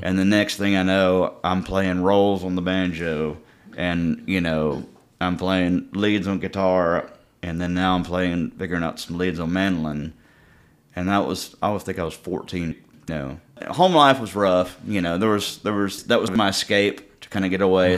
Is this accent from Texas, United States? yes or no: yes; Cut and Shoot, Texas, United States; also born or lived in Houston, Texas; Camp Creek, I grew up spending all my time at Camp Creek.